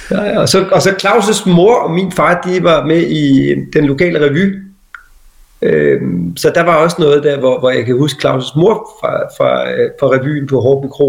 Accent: Hårby, Southern Denmark, Denmark; also born or lived in Assens; er født i, jeg er født i Assens, øh, og født øh, på, jeg, jeg boede de første mange år nede på Kærvangen i Hårby.

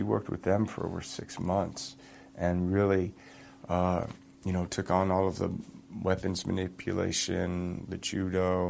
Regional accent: Toronto, Ontario, Canada; I grew up in Toronto, played a lot of hockey

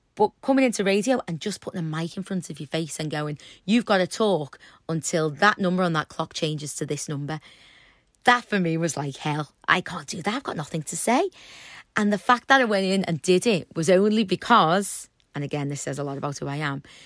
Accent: Liverpool, North West England, United Kingdom; accent: Scouse

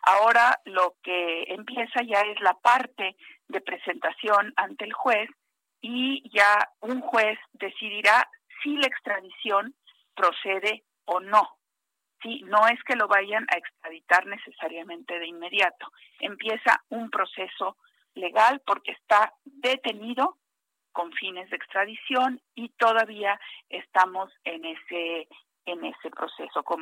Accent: Veracruz, Mexico; moved away; also born or lived in Mexico City; Yo soy veracruzana, pero casi chilanga de tanto vivir tantos años de vivir en la Ciudad de México.

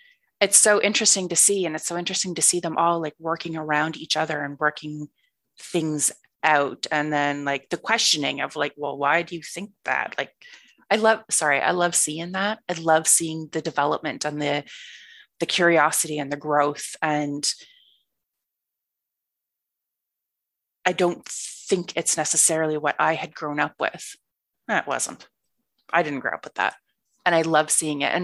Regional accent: East Coast of Canada, Nova Scotia, Canada; moved away as an adult; also born or lived in Ireland / Victoria, British Columbia; I grew up on the East Coast of Canada in one particular province. My dad is a Royal Canadian Mounted Police officer. So we moved every 2 or 3 years, but we always stayed in the one province.

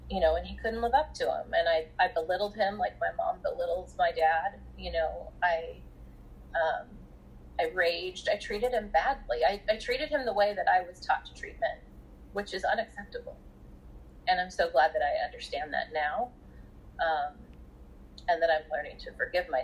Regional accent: Southern California, United States; I'm from Southern California, grew up in Southern California

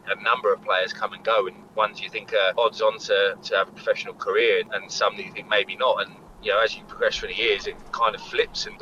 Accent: Eastleigh, South East England, United Kingdom; I'm from Eastleigh, which is obviously local to Southampton

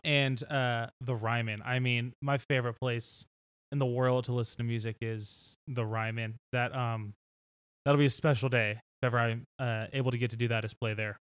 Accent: Nashville, Tennessee, United States; growing up in Nashville

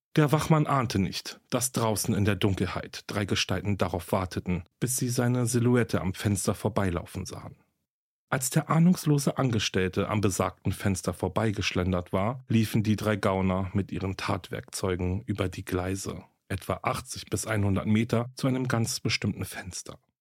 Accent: Berlin, Germany; nach Berlin, meine Heimatstadt

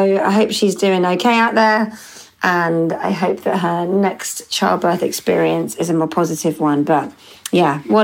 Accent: London, United Kingdom; they're my hometown

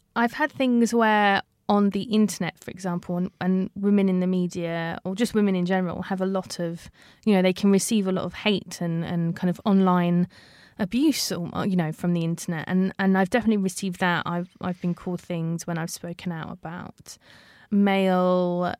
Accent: London, United Kingdom; I was born and raised in London, initially growing up in an area called Sipson, which is just outside of Heathrow Airport

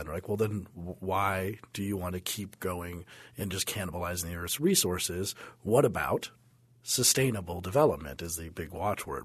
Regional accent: Denver, Colorado, United States; I remember growing up in Denver that the, the smog cloud was pretty big in the eighties

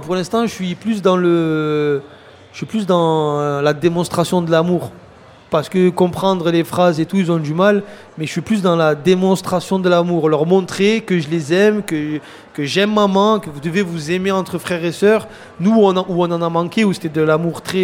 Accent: Marseille, Provence-Alpes-Côte d'Azur, France; j'ai grandi à Fontvert

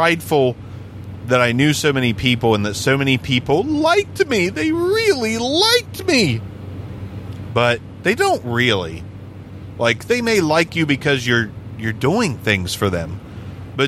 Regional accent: Ohio, United States; moved away as an adult; also born or lived in Las Vegas, Nevada; We're from Ohio

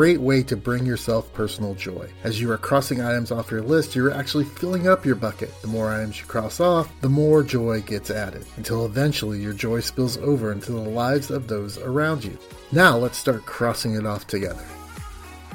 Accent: Indiana, United States; We did venture to Florida from Indiana

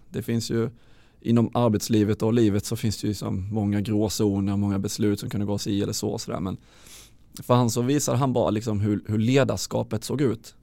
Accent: Halmstad, Halland County, Sweden; moved away as an adult; also born or lived in Luleå; jag är från Halmstad från början

